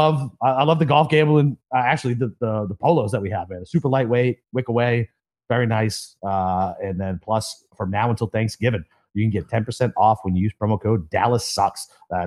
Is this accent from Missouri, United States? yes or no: no; Boston, Massachusetts, United States; I lived in Savannah and I'm from Boston.